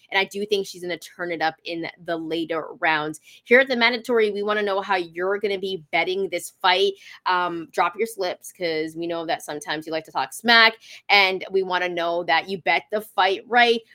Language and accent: English; Canada; I'm not American. I'm Canadian.